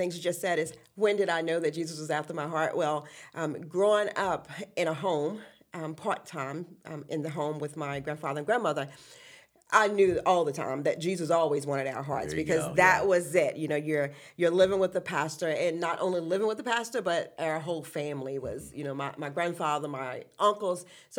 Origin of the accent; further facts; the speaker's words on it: Appomattox County, Virginia, United States; But anyway, I'm originally from Appomattox County, mm-hmm. which is down towards Lynchburg, Farmville area.